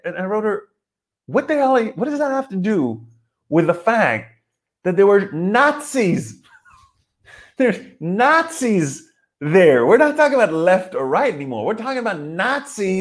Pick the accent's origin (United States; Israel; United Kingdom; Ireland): Israel; I'm from Israel